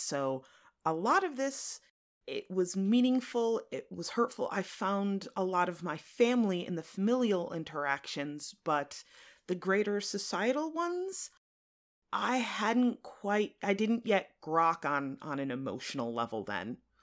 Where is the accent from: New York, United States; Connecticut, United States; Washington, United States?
Connecticut, United States; central; I grew up in central Connecticut